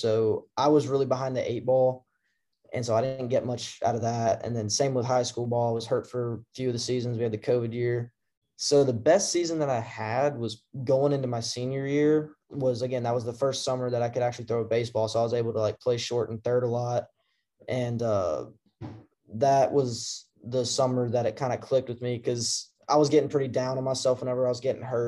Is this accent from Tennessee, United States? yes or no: yes; Memphis, Tennessee, United States; also born or lived in Cordova, Tennessee / Collierville, Tennessee; I grew up in the Memphis area too. I lived I lived in Cordova